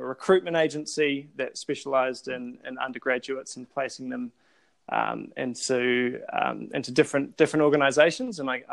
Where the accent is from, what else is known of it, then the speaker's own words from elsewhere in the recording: Christchurch, Canterbury, New Zealand; I'm from Christchurch, New Zealand. I was born and bred there.